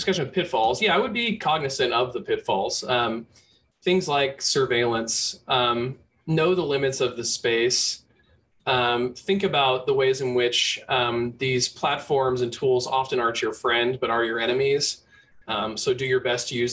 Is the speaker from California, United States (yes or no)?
yes; Bay Area, California, United States; growing up in the Bay Area